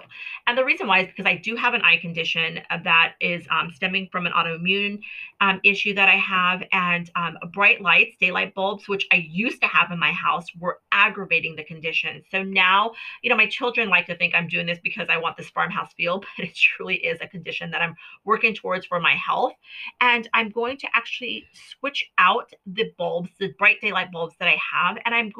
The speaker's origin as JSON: {"language": "English", "region": "Hawaii", "country": "United States", "tie": "born or raised there", "also_born_or_lived": "Florida", "lives_now": "Washington State, United States", "said": "I grew up in Hawaii. I grew up in Florida. My family was a military family, you know, to maximize where we were stationed. We traveled a lot in the country in which we were at. So moving to Washington State has really stifled that outdoor personality in myself."}